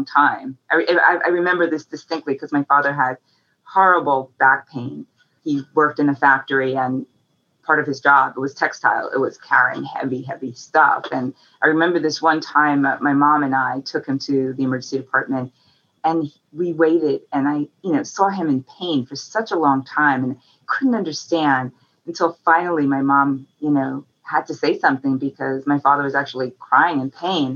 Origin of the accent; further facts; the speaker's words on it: New York City, New York, United States; I grew up in New York, in Manhattan